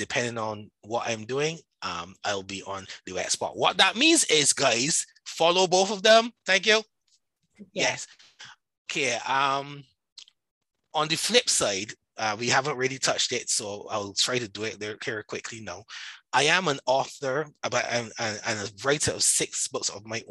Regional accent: Barbados; accent: Barbadian; I am Barbadian. I live in Barbados. All like right now, I'm in Barbados. So that's where my accent comes from. And that's where the Bajan is. We call ourselves Bajans here.

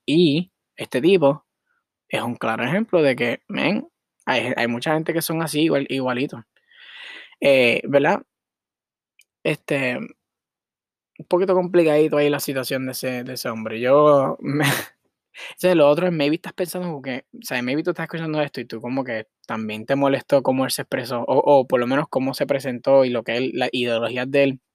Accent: Puerto Rico; moved away as an adult; now in Miami, United States; yo soy de Puerto Rico, yo soy boricua, yo nací allá, o sea, yo mi, eh, como es ay, puñeta, nací y me crié allá

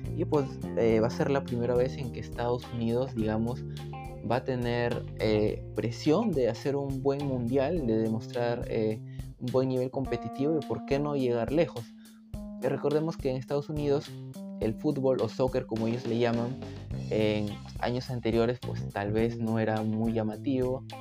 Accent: Peru; Yo como peruano

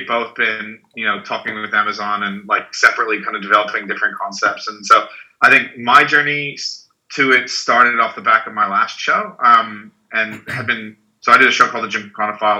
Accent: Melbourne, Victoria, Australia; moved away as an adult; also born or lived in United States / Los Angeles; I'm from the States originally, grew up in Melbourne, like end of high school, went to uni in Melbourne, and then moved to Los Angeles

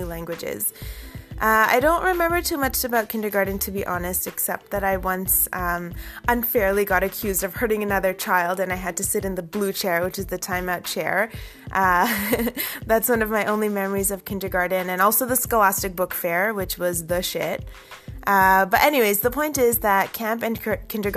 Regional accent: Toronto, Ontario, Canada; first language Urdu; English is a second language; in our Scarborough home

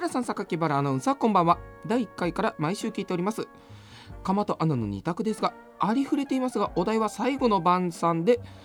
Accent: Nagoya, Aichi, Japan; 生まれも育ちも名古屋

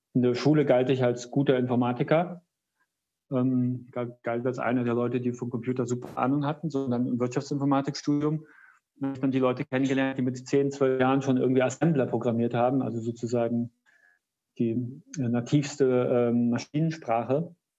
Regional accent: Kassel, Hesse, Germany; aus meiner Heimatstadt Kassel

